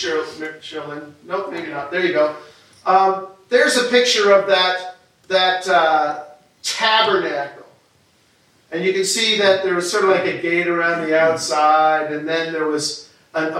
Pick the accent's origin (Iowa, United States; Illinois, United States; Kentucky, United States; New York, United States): New York, United States; moved away; growing up in New York State